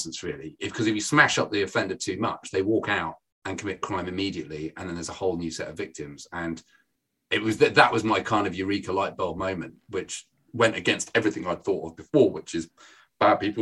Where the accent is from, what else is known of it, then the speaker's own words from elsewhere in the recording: Birmingham, West Midlands, United Kingdom; accent: Brummie; I'm from Birmingham. You don't see my accent. I'm from Birmingham.